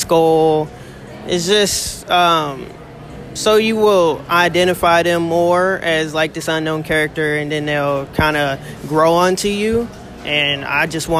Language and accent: English; Kansas City, United States; I'm from Kansas City.